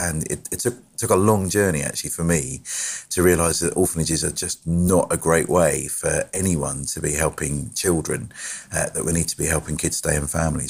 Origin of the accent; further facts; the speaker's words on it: Brighton, South East England, United Kingdom; I was born in Brighton